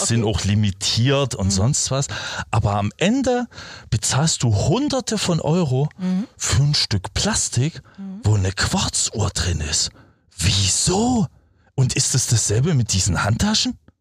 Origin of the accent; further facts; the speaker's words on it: Germany; first language German; moved away; Als Deutscher.